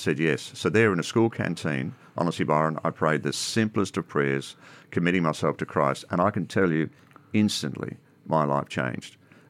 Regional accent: Ireland; now in Australia; I come from a Roman Catholic background. I come from Ireland originally. Came out in 69 to Australia and went through all the usual sort of things, continued on in my Catholic religion.

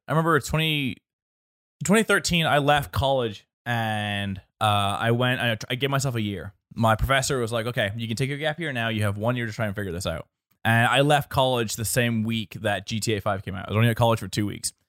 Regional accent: Northern Ireland, United Kingdom; being Northern Irish

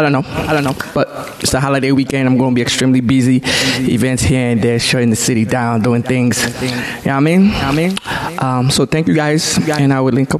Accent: Nigeria; moved away; the marketplace in Nigeria that I grew up.

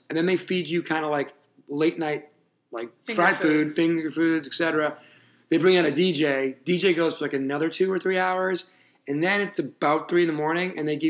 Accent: United States; as an American abroad

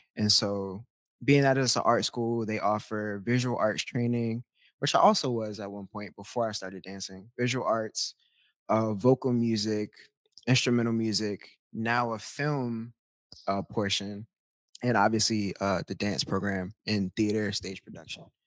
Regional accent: Baltimore, Maryland, United States; moved away; I'm from Baltimore, Maryland, originally, born and raised

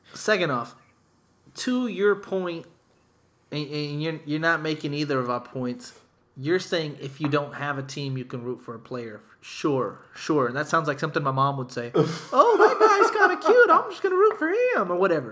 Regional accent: San Antonio, Texas, United States; I was born in San Antonio

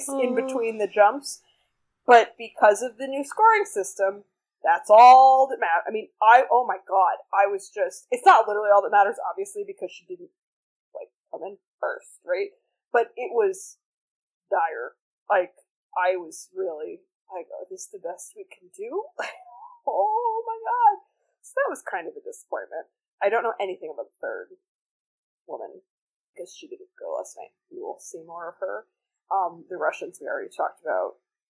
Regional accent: United States; I'm an American

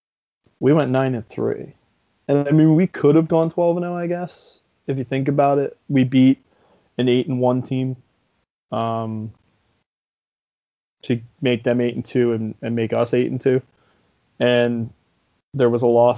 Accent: New Jersey, United States; I'm from New Jersey

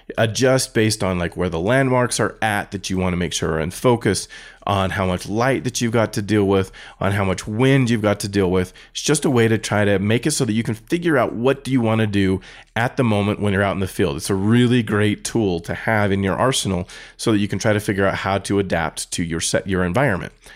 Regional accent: United States; I'm an American

